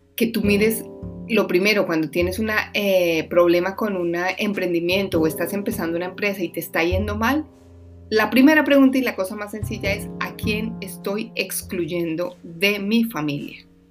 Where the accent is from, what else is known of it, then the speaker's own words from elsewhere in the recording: Colombia; moved away; mi país que se llama Colombia